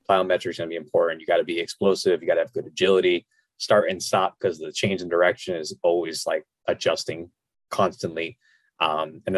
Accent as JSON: {"language": "English", "region": "South Florida", "country": "United States", "said": "I'm from South Florida"}